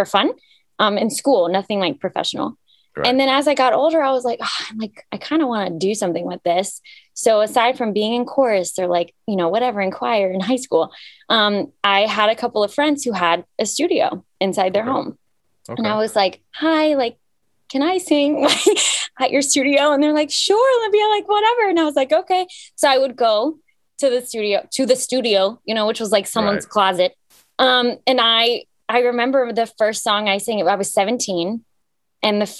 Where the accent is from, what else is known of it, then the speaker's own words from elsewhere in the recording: Cyprus; now in Atlanta, United States; I was born in Cyprus, which is in the Mediterranean